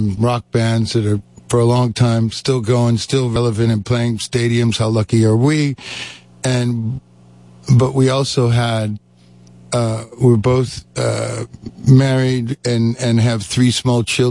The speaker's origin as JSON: {"language": "English", "town": "Detroit", "region": "Michigan", "country": "United States", "tie": "born or raised there", "said": "I grew up in Detroit"}